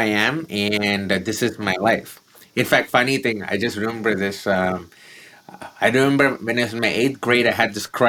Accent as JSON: {"language": "English", "town": "Chennai", "region": "Tamil Nadu", "country": "India", "tie": "born or raised there", "said": "I grew up in the southern part of India from a place called Chennai"}